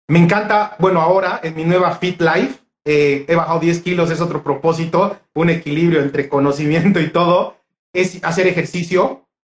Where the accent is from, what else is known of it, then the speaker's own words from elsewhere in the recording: Honduras; soy yo de Honduras que tiene como unos 20